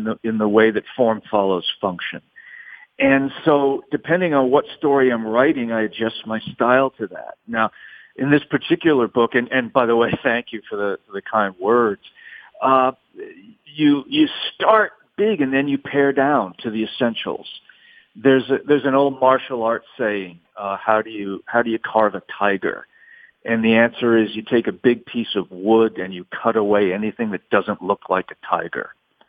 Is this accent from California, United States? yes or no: no; Providence, Rhode Island, United States; also born or lived in New York City, United States / New Orleans, United States; You know, I grew up in Providence, Rhode Island, New York City, and New Orleans. And so I knew a lot of cops.